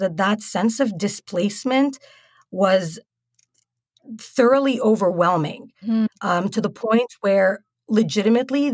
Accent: United Arab Emirates; moved away; growing up in the United Arab Emirates

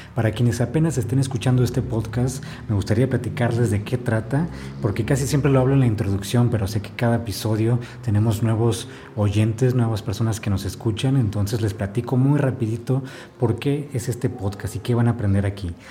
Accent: Ensenada, Baja California, Mexico; now in Oaxaca, Mexico; yo soy de Ensenada

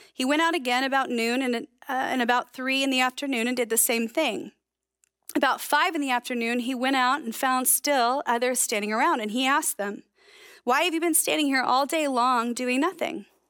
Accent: United States; accent: American; my American accent

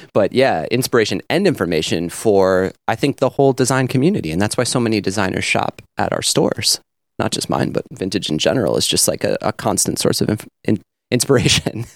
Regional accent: North Fork, Long Island, New York, United States; where I grew up on the North Fork, and this was a very rural area.

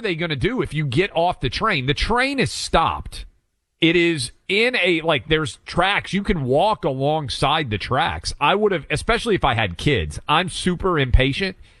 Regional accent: Franklin, Tennessee, United States; not only Tennessee, this is my hometown

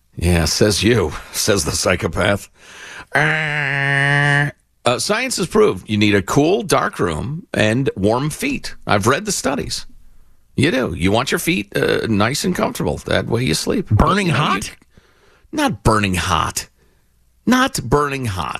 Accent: Illinois, United States; my home state, Illinois

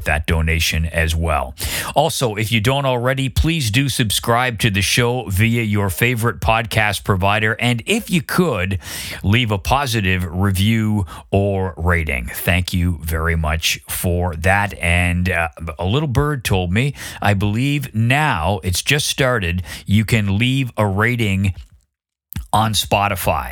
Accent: Canada; moved away as an adult; also born or lived in London; where I grew up in Canada

